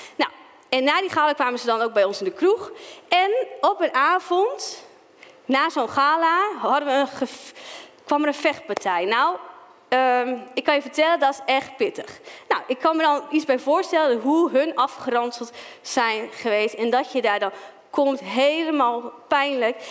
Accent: Stadskanaal, Groningen, Netherlands; moved away as an adult; also born or lived in Zwolle; now in Ermelo, Netherlands; Dus ik ben opgegroeid in de Pinkstergemeente in Stadskanaal

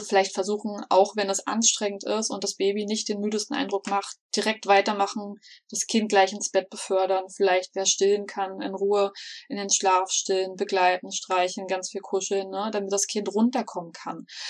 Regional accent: Berlin, Germany; now in Black Forest, Germany; Ursprünglich komme ich sogar aus Berlin, ähm, wohne aber schon seit einigen Jahren im schönen Schwarzwald

